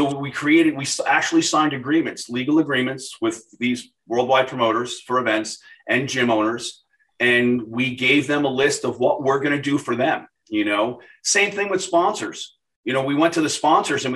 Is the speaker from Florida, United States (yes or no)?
yes; Boca Raton, Florida, United States; my hometown here in Boca